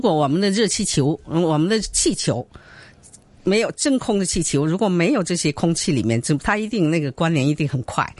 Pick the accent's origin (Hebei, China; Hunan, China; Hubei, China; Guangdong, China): Guangdong, China; Chaozhou; also born or lived in Shanghai / Beijing; now in Hong Kong; 我本身是潮州人嘛，南方人。哦。但是在上海上学